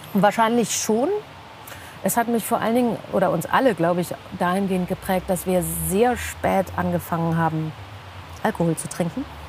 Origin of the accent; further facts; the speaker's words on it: Bielefeld, North Rhine-Westphalia, Germany; ich bin quasi im Obdachlosenheim aufgewachsen